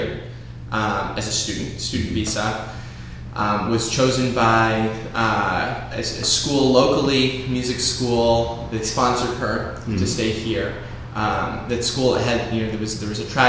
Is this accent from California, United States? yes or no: no; Oak Park, Illinois, United States; I grew up in Oak Park, but I also had those international ties to Argentina.